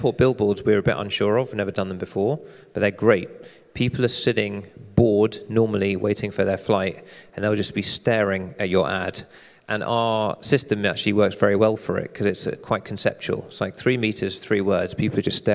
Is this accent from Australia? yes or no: no; United Kingdom; I'm British